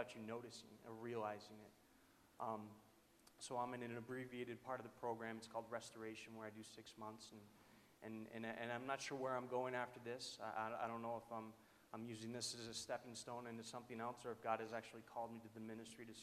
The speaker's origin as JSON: {"language": "English", "region": "New Hampshire", "country": "United States", "said": "I am from New Hampshire"}